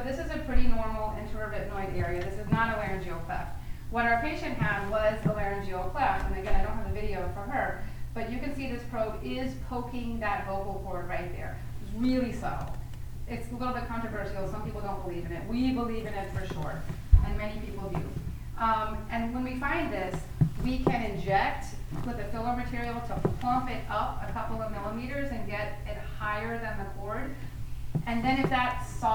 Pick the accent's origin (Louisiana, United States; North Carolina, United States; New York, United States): Louisiana, United States; New Orleans; I'm from New Orleans